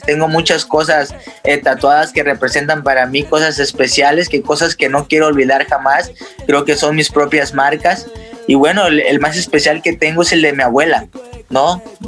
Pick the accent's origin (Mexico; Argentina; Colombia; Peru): Mexico; somos más mexicanos que el nopal